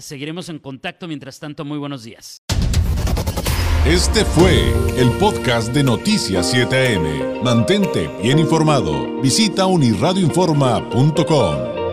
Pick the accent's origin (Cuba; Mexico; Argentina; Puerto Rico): Mexico; como decimos acá en México